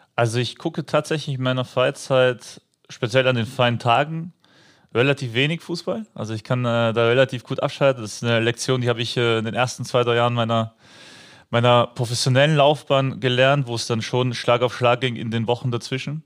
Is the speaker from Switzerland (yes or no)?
no; Upper Austria, Austria; moved away as an adult; now in Mönchengladbach, Germany; in meiner alten Heimatmannschaft, also in meinem Heimatdorf in Oberösterreich